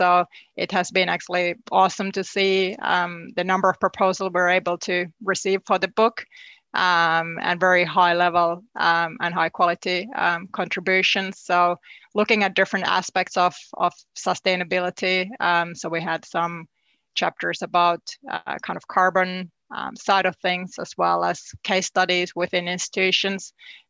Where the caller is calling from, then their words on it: New Zealand; I am, yes. I mean, I guess life in New Zealand, sometimes you do feel like you're living in this kind of alternative reality